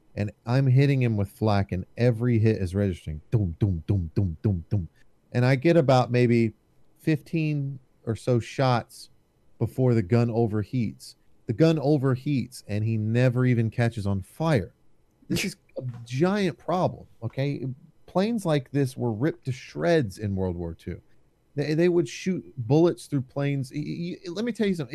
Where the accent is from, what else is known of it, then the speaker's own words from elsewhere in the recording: United States; I'm American.